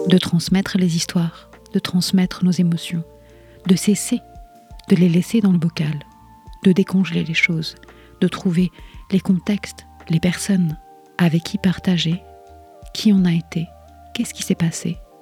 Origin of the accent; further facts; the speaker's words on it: Rennes, Brittany, France; moved away as an adult; Je suis partie de Rennes comme un six d'épée, parce que je ne voyais plus comment continuer, parce que j'étais bien trop abîmée. Il m'a fallu dix ans pour revenir, pour revoir les lieux où j'ai poussé